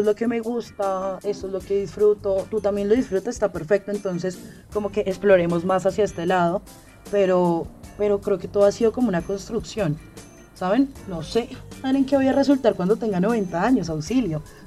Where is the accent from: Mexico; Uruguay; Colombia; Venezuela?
Colombia; Bogotá; also born or lived in Meta, Colombia; mi adolescencia la viví en un pueblo en el Meta, a Casillas. Yo soy de acá de Bogotá, pero me fui a hacer el bachillerato allá.